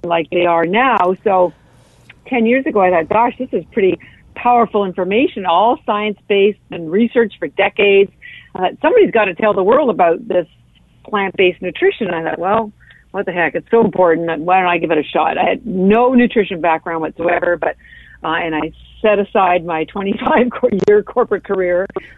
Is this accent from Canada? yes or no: yes; Canada; now in Boston, United States; I am Canadian. I live in Boston